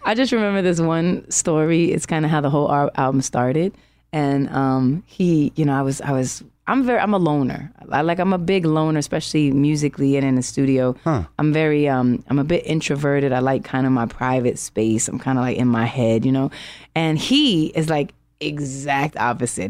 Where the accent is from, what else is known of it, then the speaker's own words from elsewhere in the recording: New York City, New York, United States; I'm from Harlem